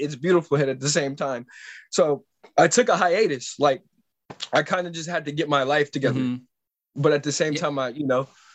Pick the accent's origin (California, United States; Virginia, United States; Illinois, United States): California, United States; San Francisco; I am from the Bay Area, born in San Francisco